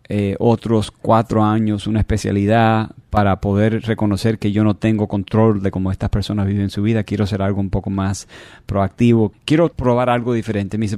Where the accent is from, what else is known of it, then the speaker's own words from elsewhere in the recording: Miami, Florida, United States; born there; Yo nací aquí en Miami.